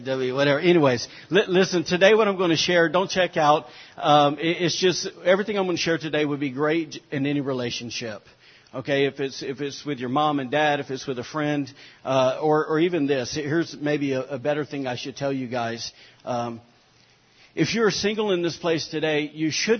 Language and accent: English; Alabama, United States; I'm from Alabama